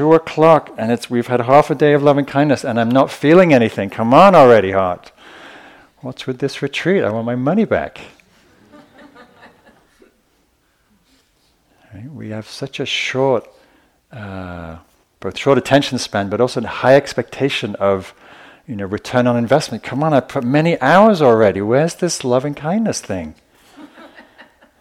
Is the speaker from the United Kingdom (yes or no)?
yes; the north of England, United Kingdom; I grew up in Northern England